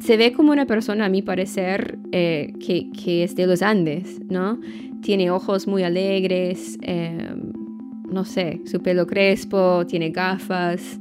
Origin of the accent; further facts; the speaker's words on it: Maine, United States; Spanish is a second language; moved away as an adult; also born or lived in Latin America; nací en Maine eh, y, crecí allá y después vivía, no sé, unos 10 años en América Latina